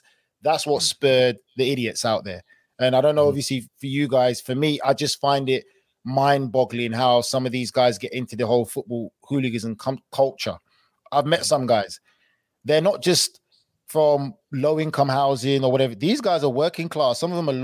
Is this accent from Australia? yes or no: no; England, United Kingdom; I'm from England